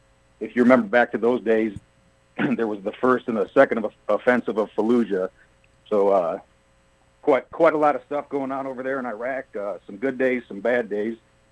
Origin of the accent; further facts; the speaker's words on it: Harper Woods, Michigan, United States; also born or lived in Harrison Township, Michigan / DeWitt, Michigan; I grew up in Harper Woods.